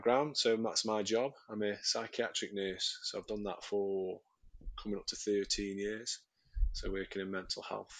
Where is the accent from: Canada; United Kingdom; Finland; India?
United Kingdom; Stoke-on-Trent, West Midlands; I'm from Stoke-on-Trent, sunny Stoke-on-Trent